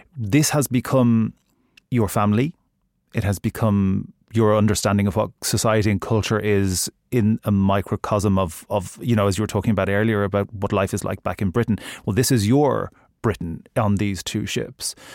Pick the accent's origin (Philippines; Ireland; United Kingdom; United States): Ireland; I'm Irish